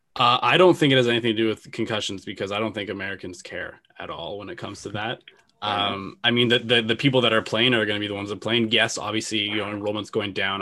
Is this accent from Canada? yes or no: yes; Canada